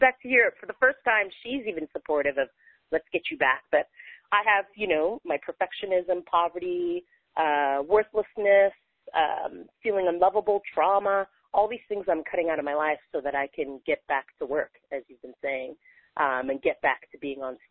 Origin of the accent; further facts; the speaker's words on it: San Francisco Bay Area, California, United States; also born or lived in London / Berlin; now in California, United States; I grew up in San Francisco Bay Area